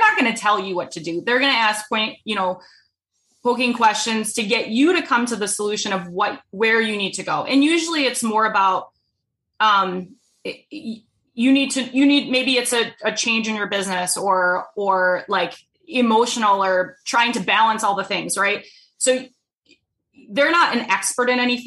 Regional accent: Rhode Island, United States; now in Minnesota, United States; I'm from Rhode Island

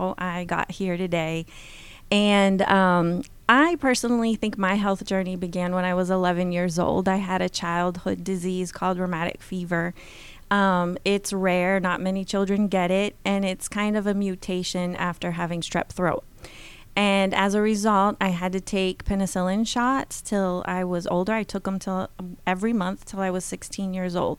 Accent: Brazil; I had the wonderful privilege of growing up in Brazil

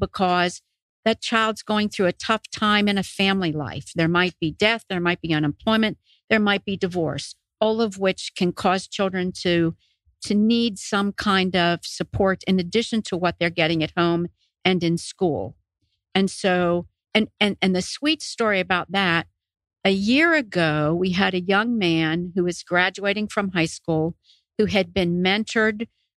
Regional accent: Western Pennsylvania, United States; now in Oconee County, United States; I grew up in Western Pennsylvania, very blue collar, had everything I needed.

